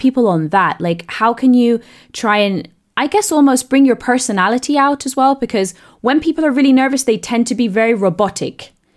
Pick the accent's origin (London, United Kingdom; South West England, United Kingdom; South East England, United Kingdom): South East England, United Kingdom; accent: southeast English; I grew up in the south of, east of England